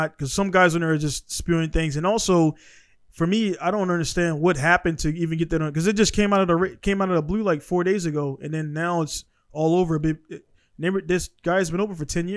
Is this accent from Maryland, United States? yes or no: yes; Baltimore, Maryland, United States; now in Japan; I'm from Baltimore